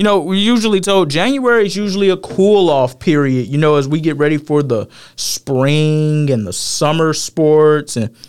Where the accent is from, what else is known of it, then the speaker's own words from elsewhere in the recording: Atlanta, Georgia, United States; moved away; I'm from the Atlanta area.